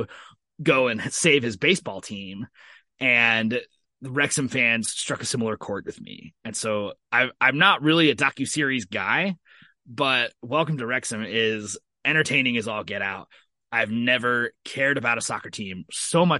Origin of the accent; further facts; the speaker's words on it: Columbus, Indiana, United States; my hometown of Columbus, Indiana.